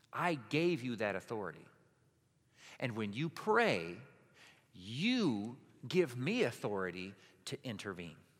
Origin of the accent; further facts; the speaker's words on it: Hudsonville, Michigan, United States; I lived on the line of Hudsonville